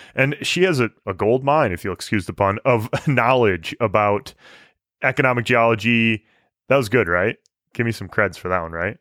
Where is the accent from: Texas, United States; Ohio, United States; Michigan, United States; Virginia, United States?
Michigan, United States; moved away; also born or lived in Alberta; growing up in Michigan